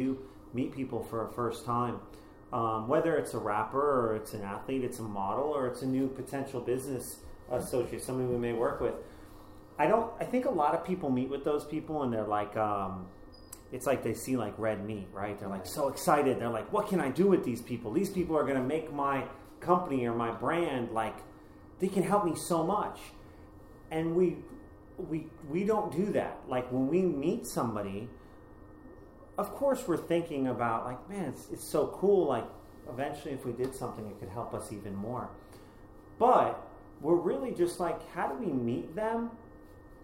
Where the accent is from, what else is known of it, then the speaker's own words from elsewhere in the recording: Boston, Massachusetts, United States; moved away as an adult; now in Los Angeles, United States; I come from Boston